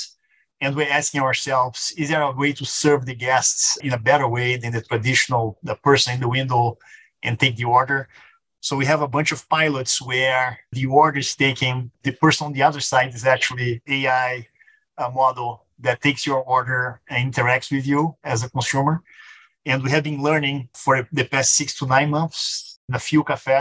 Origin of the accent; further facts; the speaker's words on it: Rio de Janeiro, Brazil; English is a second language; moved away as an adult; now in United States; I'm from Brazil, born and raised, born in Rio.